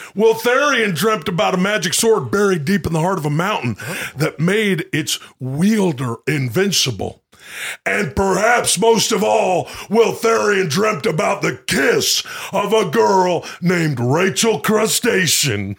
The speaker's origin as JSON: {"language": "English", "town": "Ladner", "region": "British Columbia", "country": "Canada", "tie": "born or raised there", "said": "my hometown is called Ladner"}